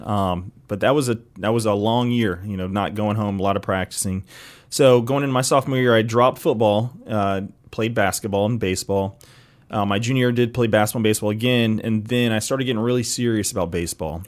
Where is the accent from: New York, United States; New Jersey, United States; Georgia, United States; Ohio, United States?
Georgia, United States; East Cobb; I actually grew up here in East Cobb